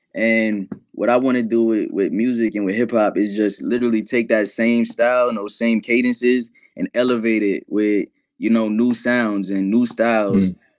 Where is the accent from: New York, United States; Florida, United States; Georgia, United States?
New York, United States; New York City; I'm from New York City